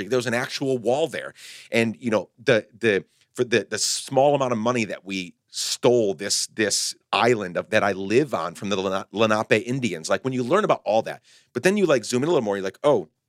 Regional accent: Guatemala; moved away as an adult; I grew up in Guatemala. I came back in my early 20s.

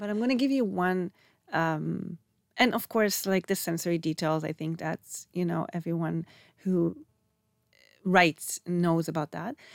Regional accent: Israel; moved away as an adult; also born or lived in Canada; if in Canada I was too Israeli, then I come here and I'm too Canadian

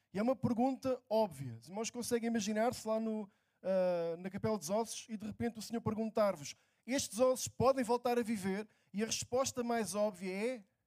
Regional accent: near Lisbon, Portugal; Estou é em Lisboa, trabalho em Lisboa, morei perto de Lisboa sempre

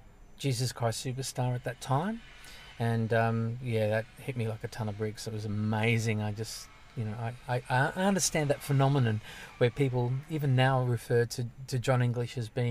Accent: Sydney, New South Wales, Australia; Western suburbs. Guildford. It's a working class area. It was a fantastic place to grow up in.

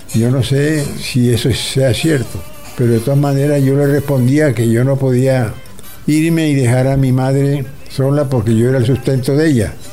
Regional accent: Soledad, Atlántico, Colombia; now in Barranquilla, Colombia; Cuando yo viví en los primeros años en mi pueblo de Soledad

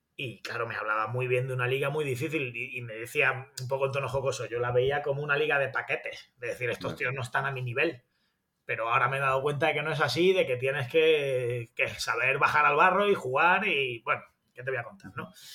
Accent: Granada, Andalusia, Spain; accent: granadino; soy de Granada

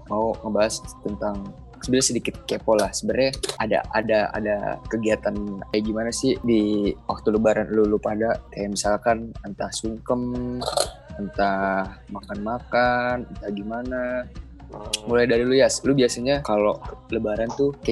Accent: West Java, Indonesia; Gue orang Sunda. Ya, ya gue orang Sunda.

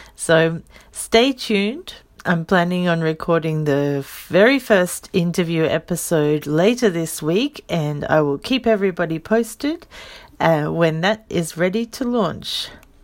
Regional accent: Australia; moved away as an adult; now in Saitama, Japan; I'm an Australian. I live in Saitama. I've been in Japan for a little over sixteen years.

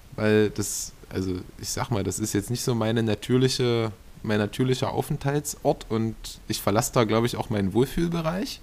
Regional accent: Saxony-Anhalt, Germany; hier bei uns in Sachsen-Anhalt

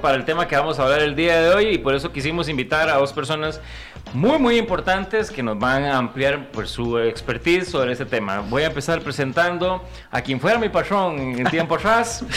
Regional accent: Costa Rica; amo hacer cine en mi país, amo hacer proyectos en mi país

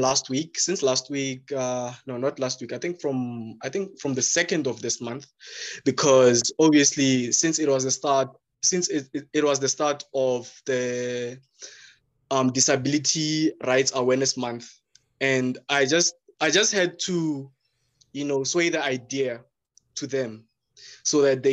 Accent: Pretoria, Gauteng, South Africa; I grew up in Mamelodi, and I still stay here in Mamelodi in Pretoria

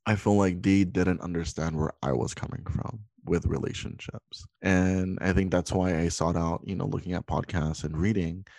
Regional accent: Hawaii, United States; now in Los Angeles, United States; I'm currently in California. I'm originally from Hawaii.

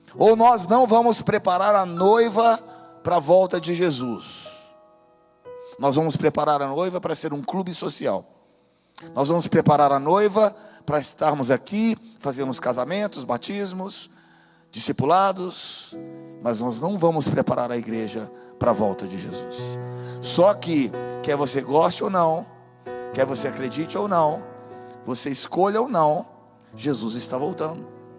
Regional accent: Brazil; eu sou brasileiro de nacionalidade, mas eu também tenho outras, eu tenho outras nacionalidades

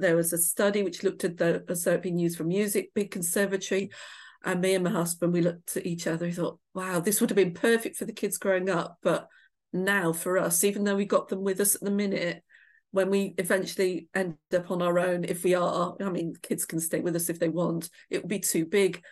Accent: Shropshire, West Midlands, United Kingdom; moved away; I grew up in a pub in the middle of nowhere. It was a country pub in Shropshire

